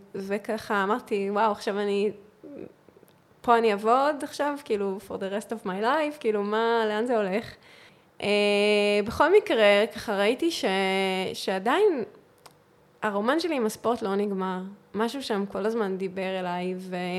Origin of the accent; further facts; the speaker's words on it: Northern District, Israel; moved away as an adult; also born or lived in Central Israel; עברתי למרכז, אני ואני מהצפון במקור